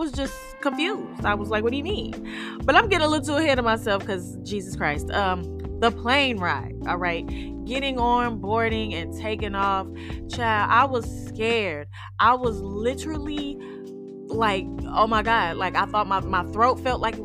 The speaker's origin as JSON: {"language": "English", "town": "St. Louis", "region": "Missouri", "country": "United States", "said": "I'm from St. Louis City"}